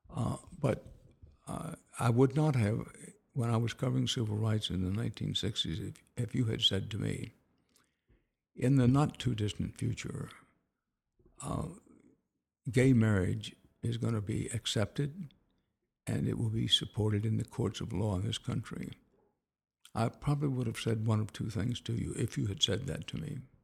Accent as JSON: {"language": "English", "town": "Houston", "region": "Texas", "country": "United States", "tie": "born or raised there", "also_born_or_lived": "Wharton, Texas", "said": "I was born in Wharton, growing up in Houston"}